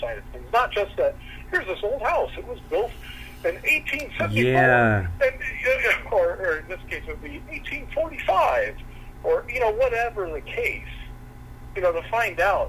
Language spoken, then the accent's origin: English; West Covina, California, United States; I grew up in that area. I grew up in West Covina.